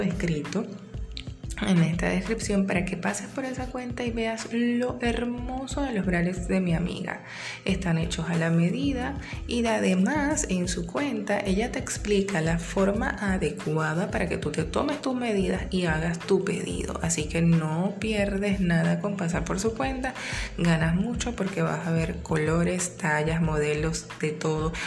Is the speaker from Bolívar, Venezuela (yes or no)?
yes; San Félix, Bolívar, Venezuela; also born or lived in Maturín; now in Caracas, Venezuela; Después que yo salí de San Félix eh, y me interné en Maturín